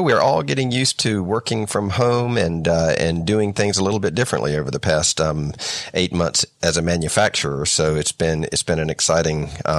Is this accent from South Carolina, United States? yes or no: yes; South Carolina, United States; moved away as an adult; So in 1994, I came to Asia from America, from South Carolina, and worked for a chemical manufacturer and textile manufacturer called Milliken and Company.